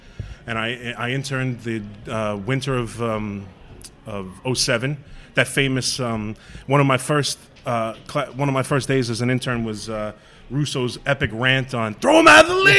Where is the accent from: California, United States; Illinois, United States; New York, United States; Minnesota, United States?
New York, United States; I'm from New York. And I'm like, yeah, we're all from New York.